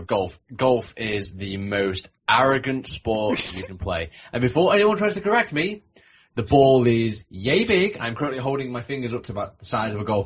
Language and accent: English; Manchester, North West England, United Kingdom; Manchester, my hometown